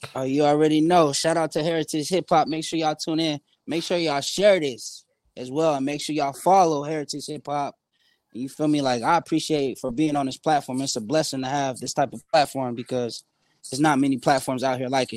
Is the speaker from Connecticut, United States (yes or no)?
no; San Bernardino, California, United States; now in Phoenix, United States; I'm from San Bernardino, California. I'm in Phoenix, Arizona